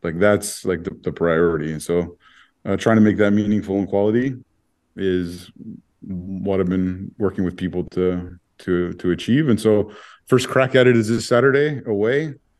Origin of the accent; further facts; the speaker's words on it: Toronto, Ontario, Canada; also born or lived in Sudbury, Ontario; I was born in Sudbury and I grew up in North York in Thornhill